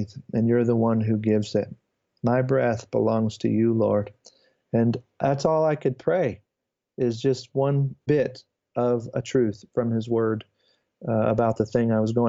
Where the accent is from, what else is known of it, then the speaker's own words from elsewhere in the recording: United States; as an American